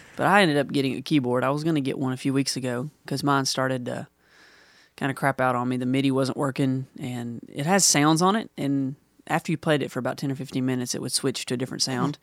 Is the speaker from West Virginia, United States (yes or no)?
yes; Huntington, West Virginia, United States; I'm from Huntington, West Virginia